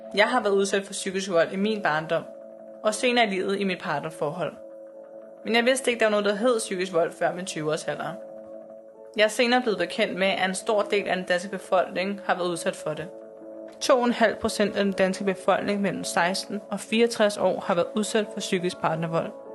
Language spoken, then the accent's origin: Danish; Copenhagen, Capital Region of Denmark, Denmark; also born or lived in Islands Brygge; jeg er opvokset på Amager